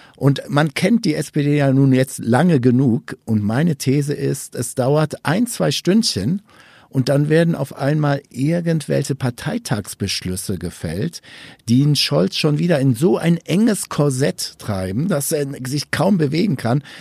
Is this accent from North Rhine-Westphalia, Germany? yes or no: yes; North Rhine-Westphalia, Germany; moved away; kommen wir beide ja ursprünglich aus NRW.